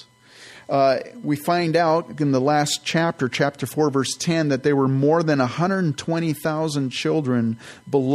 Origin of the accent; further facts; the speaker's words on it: San Jose, California, United States; also born or lived in Campbell, California; I grew up in the San Francisco Bay Area and grew up in the South Bay, in San Jose, actually, Campbell, and then in San Jose